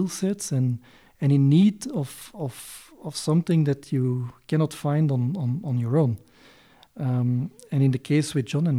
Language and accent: English; Belgium; moved away as an adult; now in Kenya; I come from Belgium